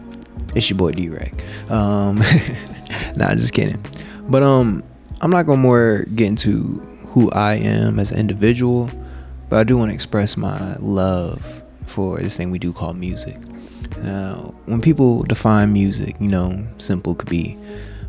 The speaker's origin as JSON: {"language": "English", "area": "Gwinnett, Atlanta", "region": "Georgia", "country": "United States", "tie": "born or raised there", "also_born_or_lived": "Mississippi", "said": "we gotta adapt to the Atlanta culture because we moved away from Mississippi. That's where your boy was born, and we moved here about when I was about 5, 6. You know, started living in Gwinnett"}